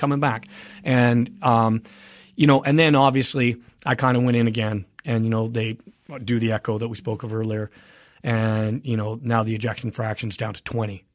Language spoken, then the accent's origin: English; Canada; now in United States; I am a Canadian, I'm a dual